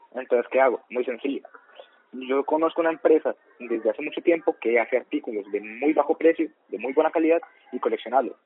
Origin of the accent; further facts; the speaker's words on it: Colombia; Somos colombianos de ultraderecha